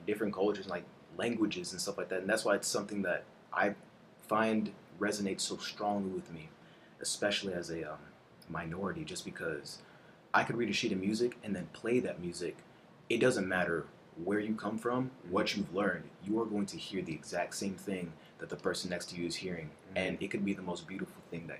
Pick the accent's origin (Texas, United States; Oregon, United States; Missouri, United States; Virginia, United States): Texas, United States; Houston; also born or lived in Placencia, Belize; the street that I grew up in was in Cyprus. This was whenever I moved to Houston for the first time, and I was around 7 years old, and attending kindergarten, about to go into first grade. I was the only black and Caribbean individual living on that street